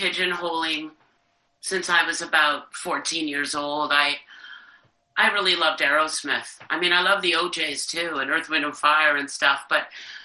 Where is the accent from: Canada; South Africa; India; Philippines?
Canada; as a Canadian